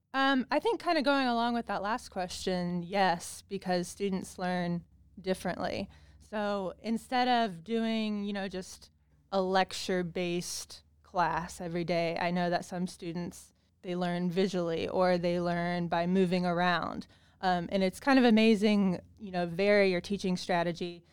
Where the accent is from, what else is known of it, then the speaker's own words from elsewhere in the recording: Bedford, Indiana, United States; moved away as an adult; also born or lived in Pittsburgh, Pennsylvania; I'm actually from Bedford, Indiana